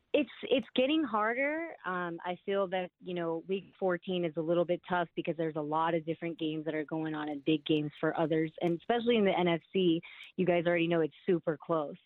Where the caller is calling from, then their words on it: Simi Valley, California, United States; I'm calling from Simi Valley, California